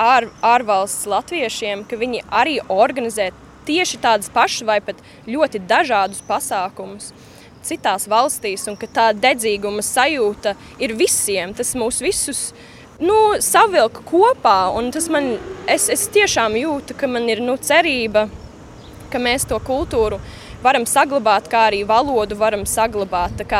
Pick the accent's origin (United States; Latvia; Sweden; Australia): Australia; Adelaide, South Australia; Un es tā uzaugu Austrālijā, nu, Adelaidē.